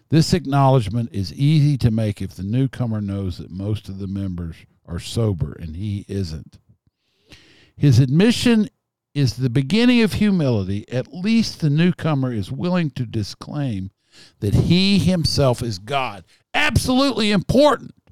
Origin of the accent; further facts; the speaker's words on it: Texas, United States; born there; I was born in Kaufman County, Texas.